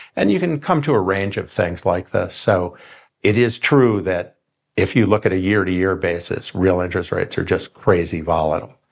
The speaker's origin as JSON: {"language": "English", "town": "Rochester", "region": "New York", "country": "United States", "tie": "born or raised there", "said": "I grew up in Rochester, New York."}